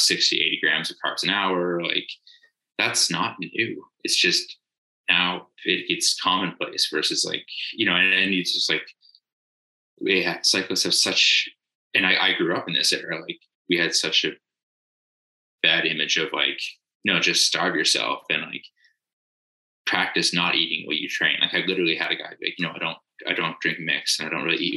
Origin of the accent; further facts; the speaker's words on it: the Canadian Prairies, Canada; I am Canadian. I kind of grew up in kind of the prairies of Canada